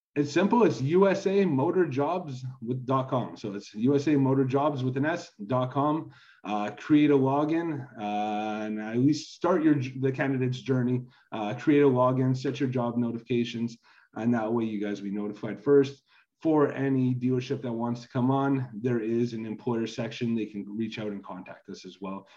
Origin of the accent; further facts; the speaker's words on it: Canada; I'm originally from Canada